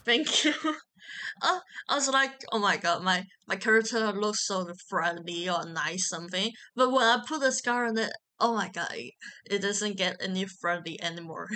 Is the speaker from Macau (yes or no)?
yes; Macau; moved away as an adult; also born or lived in Hong Kong; now in Taiwan; I born in Macau and I grew up in Macau